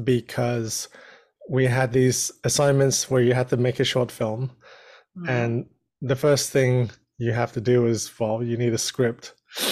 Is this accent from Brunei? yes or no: yes; Brunei; born there; also born or lived in New Zealand / Australia; So I was born in Brunei, which is a little country in Southeast Asia, and then moved to New Zealand and Australia.